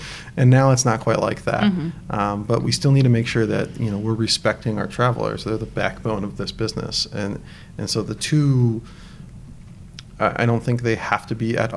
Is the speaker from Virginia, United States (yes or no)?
yes; Northern Virginia, United States; now in San Francisco, United States; I grew up in Northern Virginia